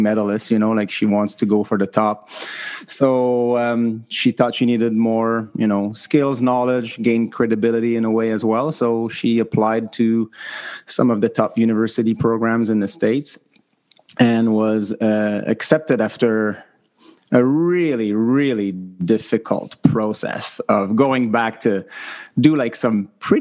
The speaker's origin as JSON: {"language": "English", "country": "Canada", "said": "the reality of being Canadian, having two kids"}